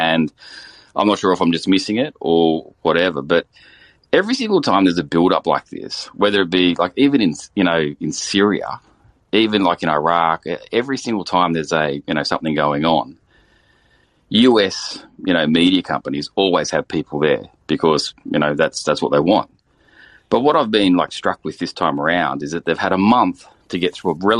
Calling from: Australia; I'm actually calling from Australia.

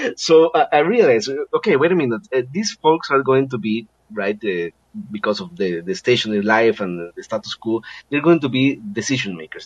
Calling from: Costa Rica; I'm calling from Costa Rica.

